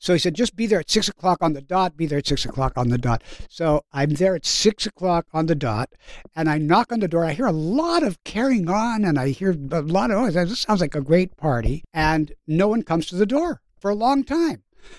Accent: Canada; I grew up in Canada. In Canada, we didn't get television until about 15 years later.

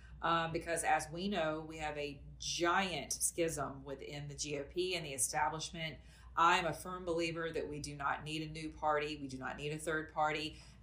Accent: Atlanta, Georgia, United States; I'm from Atlanta, Georgia.

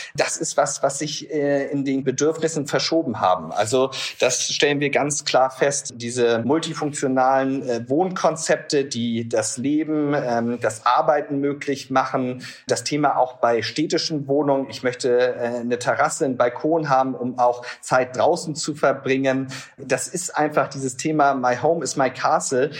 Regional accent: Hamburg, Germany; ich als Hamburger

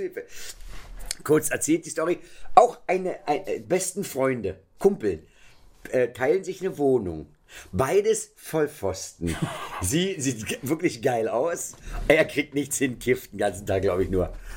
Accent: Berlin, Germany; Ich bin ja am Checkpoint Charlie groß geworden

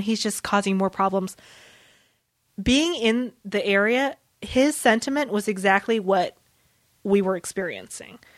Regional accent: New Orleans, Louisiana, United States; born or raised there; first language Vietnamese; English is a second language; now in Southern California, United States

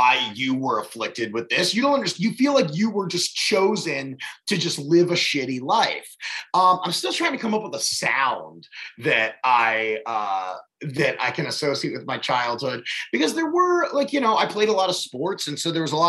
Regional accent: Baltimore, Maryland, United States; I grew up in Baltimore.

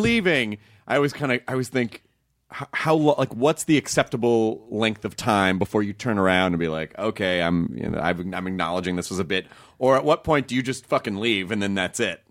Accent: Memphis, Tennessee, United States; moved away; also born or lived in Kentucky; I grew up in Tennessee

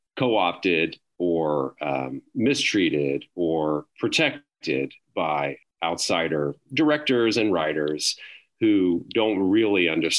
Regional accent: Pensacola, Florida, United States; moved away as an adult; also born or lived in Montgomery, Alabama; now in Atlanta, United States; I grew up in the South. I was born in Atlanta, and I grew up in Pensacola, Florida.

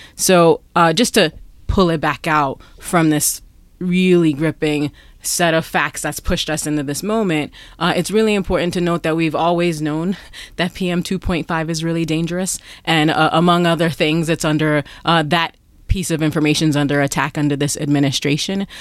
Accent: New York, United States; I'm from New York

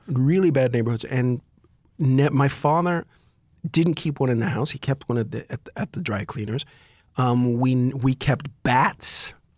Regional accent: United States; as an American, we grew up idolizing guns.

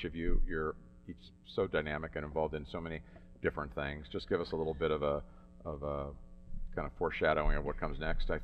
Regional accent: Pittsburgh, Pennsylvania, United States; we were born and raised in Pittsburgh

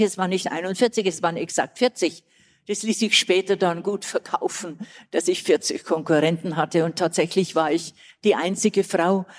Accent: Old Bavaria, Germany; accent: Bavarian; Schon sehr südlich und bin eine Altbayerin, wie man unschwer hört so wie ich spreche.

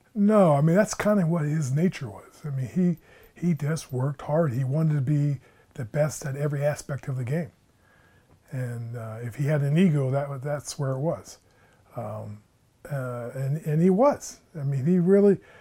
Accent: State College, Pennsylvania, United States; born and raised in State College, Pennsylvania

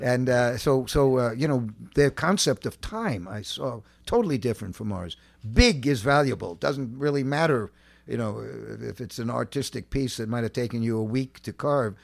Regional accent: New York City, New York, United States; also born or lived in Chad; I grew up in Manhattan, uh, uh, uh, a block of cement

